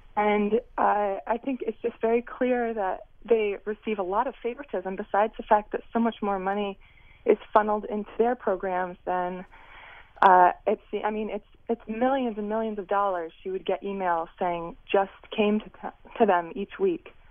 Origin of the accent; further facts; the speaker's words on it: Connecticut, United States; I'm from Connecticut.